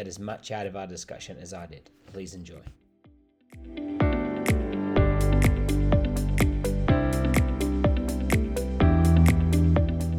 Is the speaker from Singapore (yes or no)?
no; England, United Kingdom; I was born in England, and I grew up drinking tea